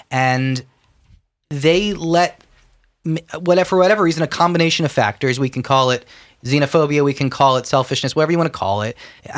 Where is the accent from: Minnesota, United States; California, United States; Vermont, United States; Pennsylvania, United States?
Pennsylvania, United States; My home state, the love of my life.